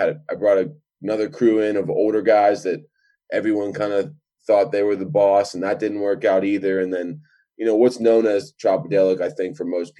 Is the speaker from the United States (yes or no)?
yes; Pittsburgh, Pennsylvania, United States; moved away as an adult; also born or lived in Kent, Ohio; I grew up in Pittsburgh